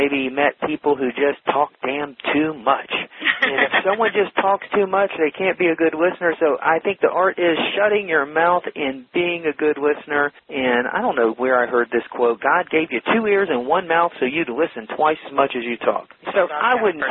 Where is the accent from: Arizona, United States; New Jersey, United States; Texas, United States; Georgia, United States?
Georgia, United States; Atlanta; moved away as an adult; also born or lived in Alabama / San Diego, California; now in California, United States; I'm a Southern boy, and grew up in Atlanta